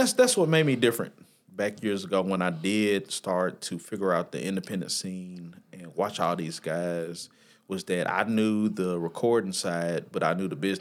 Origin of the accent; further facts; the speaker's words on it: Nashville, Tennessee, United States; also born or lived in Michigan; I was born in Michigan, but I was raised here in Nashville, so I claim Nashville 9 out of 10 times